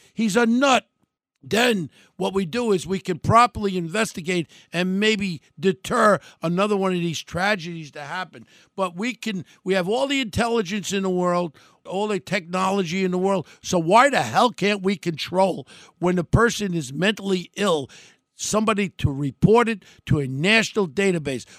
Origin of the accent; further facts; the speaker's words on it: United States; We're an American